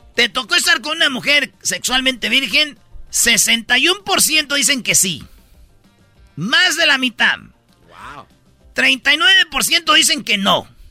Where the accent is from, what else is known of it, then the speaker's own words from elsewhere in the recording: Jiquilpan, Michoacán, Mexico; sí soy de Michoacán y que soy de Jiquilpan